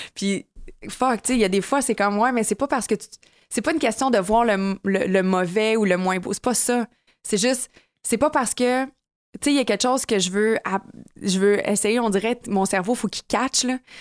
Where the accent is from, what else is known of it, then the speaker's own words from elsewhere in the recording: Quebec, Canada; Je suis une vraie Québécoise dans l'âme.